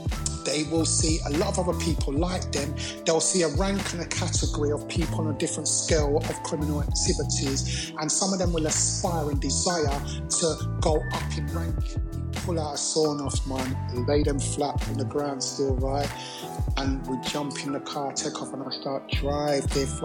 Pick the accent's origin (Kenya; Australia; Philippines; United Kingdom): United Kingdom; London; I grew up in Peckham SE15